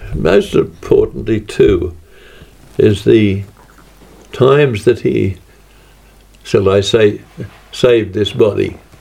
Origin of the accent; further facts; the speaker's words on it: Australia; From Australia